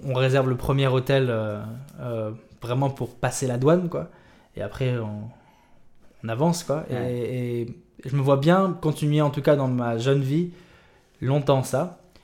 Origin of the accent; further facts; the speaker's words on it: Dakar, Senegal; also born or lived in Réunion / Morocco / France; ce pays, le Sénégal, m'a vu grandir